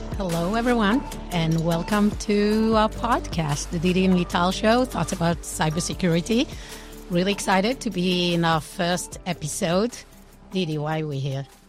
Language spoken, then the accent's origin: English; Israel; accent: European; born and raised in Israel